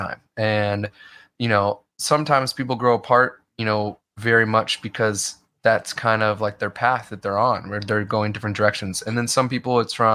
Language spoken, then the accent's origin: English; Midwest, United States; I grew up in the Midwest.